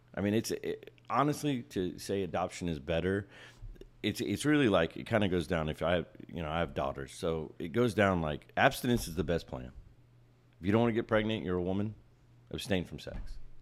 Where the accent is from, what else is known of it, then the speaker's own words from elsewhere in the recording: Ohio, United States; I grew up in Ohio